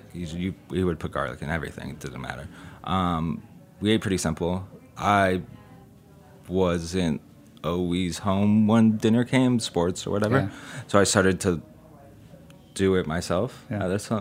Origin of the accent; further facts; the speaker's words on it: San Diego, California, United States; now in San Francisco, United States; I grew up in San Diego